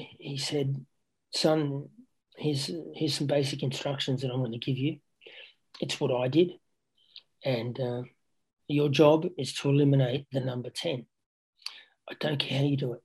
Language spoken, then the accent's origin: English; Canberra, Australian Capital Territory, Australia; moved away as an adult; also born or lived in Gijón, Spain; growing up in Canberra